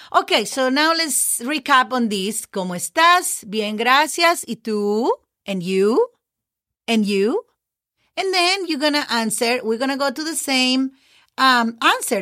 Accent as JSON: {"language": "English", "country": "Mexico", "first_language": "Spanish", "second_language": "English", "moved": "as an adult", "lives_now": "United States", "said": "I'm just a native, you know, Spanish native speaker"}